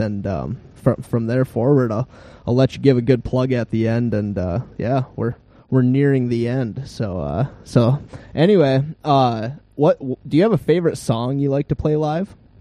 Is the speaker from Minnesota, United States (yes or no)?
yes; Grand Rapids, Minnesota, United States; I grew up in Grand Rapids, and we're on the caboose end of the Iron Range